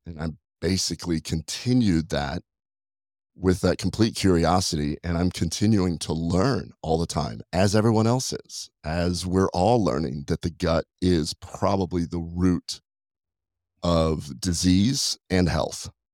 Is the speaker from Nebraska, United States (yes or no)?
yes; Nebraska, United States; moved away; I was raised in Nebraska